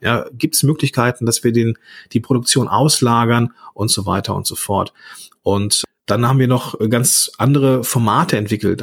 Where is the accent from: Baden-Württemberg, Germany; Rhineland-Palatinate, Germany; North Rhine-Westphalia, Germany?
North Rhine-Westphalia, Germany; Langenfeld; ich komme aus, aus Langenfeld, ge gebürtiger, äh, ja, am Nieder, also in einem Dreistromland äh, ähm, zwischen Niederrhein, Rheinland und Ruhrgebiet groß geworden